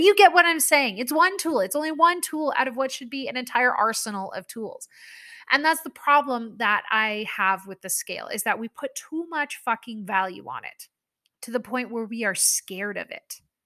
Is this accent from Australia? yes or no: no; Canada; I am a Canadian person through and through